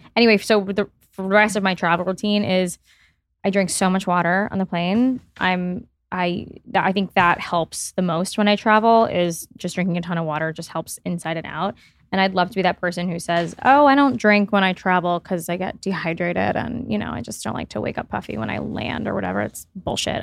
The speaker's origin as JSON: {"language": "English", "town": "Miami", "region": "Florida", "country": "United States", "tie": "born or raised there", "said": "I grew up in Miami"}